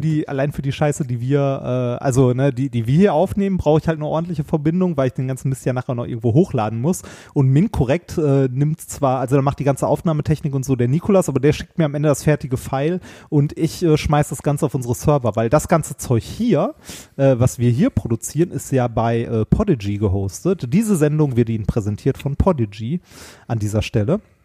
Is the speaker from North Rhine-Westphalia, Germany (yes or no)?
yes; Essen, North Rhine-Westphalia, Germany; moved away; ich bin in Essen groß geworden